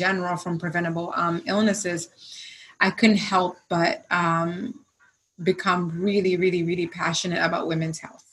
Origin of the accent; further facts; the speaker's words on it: Zanzibar, Tanzania; moved away; also born or lived in United States; growing up in Zanzibar, I grew up actually with in a house with two of the, I think, five or six physicians